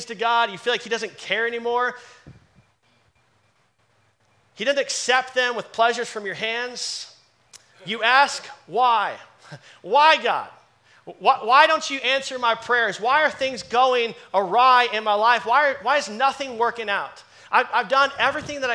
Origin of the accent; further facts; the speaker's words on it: Dallas, Texas, United States; moved away as an adult; I'm born and raised in Dallas